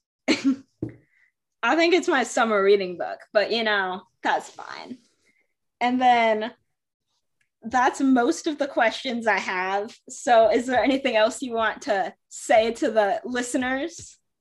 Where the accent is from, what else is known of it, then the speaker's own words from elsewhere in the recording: Michigan, United States; I was born in Michigan